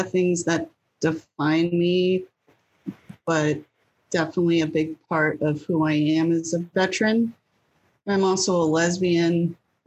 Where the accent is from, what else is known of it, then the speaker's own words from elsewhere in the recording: Nashua, New Hampshire, United States; also born or lived in California / Manchester, New Hampshire; I was born in California. And I lived in a couple of different states before we settled in New Hampshire when I was a kid. But I mostly grew up in Nashua.